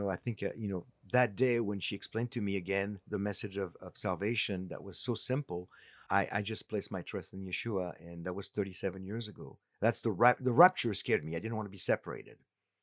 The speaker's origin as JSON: {"language": "English", "country": "France", "tie": "born there", "said": "I was born in France and of a Holocaust surviving parents, and was not raised in a religious setting."}